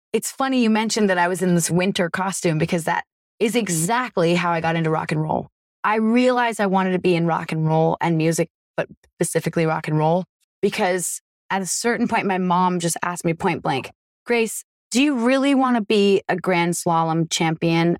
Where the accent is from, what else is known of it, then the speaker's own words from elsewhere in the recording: Vermont, United States; I'm from Vermont